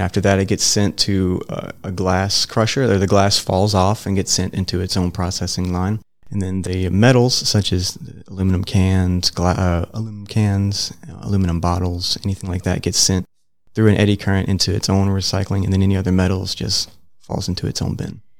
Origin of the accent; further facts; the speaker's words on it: Middle Georgia, United States; moved away as an adult; now in Gainesville, United States; I'm from the Middle Georgia area